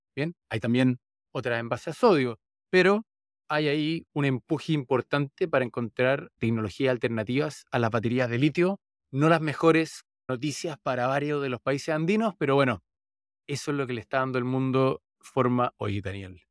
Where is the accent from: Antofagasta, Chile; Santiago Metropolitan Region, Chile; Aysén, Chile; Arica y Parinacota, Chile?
Santiago Metropolitan Region, Chile; Santiago; donde crecí, en Santiago, Chile